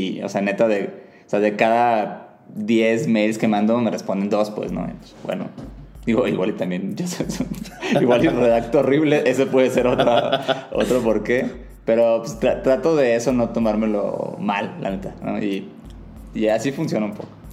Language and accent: Spanish; Mazatlán, Sinaloa, Mexico; moved away; yo personalmente vengo de una ciudad chica, Mazatlán, Sinaloa